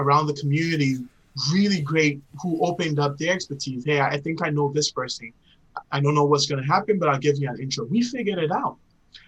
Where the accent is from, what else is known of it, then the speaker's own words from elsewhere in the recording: Ghana; moved away; growing up in Ghana